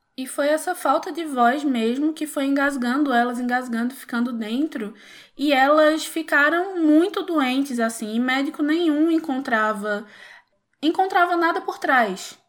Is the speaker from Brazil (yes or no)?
yes; Pernambuco, Brazil; sou pernambucana, como já deve ter dado para perceber pelo sotaque